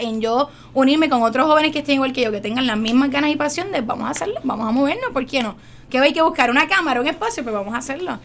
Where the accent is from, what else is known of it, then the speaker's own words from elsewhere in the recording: San Juan, Puerto Rico; moved away as an adult; now in United States; es una joven de residencia Luis Lloren Torres, esa soy yo. Eh, me nací, me crié ahí toda mi vida, hasta hace dos años que me fui a los Estados Unidos